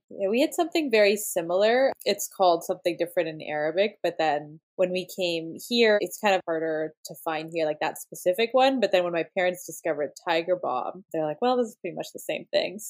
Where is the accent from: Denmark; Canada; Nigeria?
Canada; I am Lebanese Canadian, third generation. So I was born in Canada and so was my mom.